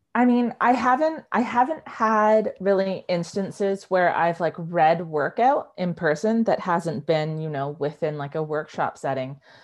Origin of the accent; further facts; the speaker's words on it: Vancouver, British Columbia, Canada; She moved across the country to Vancouver and that's where I was born and raised.